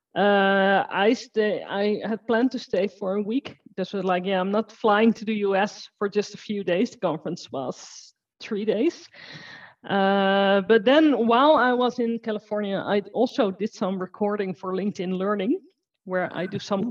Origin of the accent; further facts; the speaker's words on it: Netherlands; I'm from the Netherlands and I work with Azure and automation.